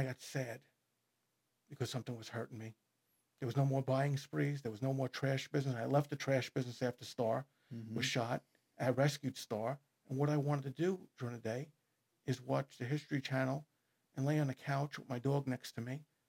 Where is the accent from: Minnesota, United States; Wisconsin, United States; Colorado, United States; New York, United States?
New York, United States; Merrick; Now, growing up in Merrick, I knew some of these guys. I mean, they don't make separate high schools for these guys.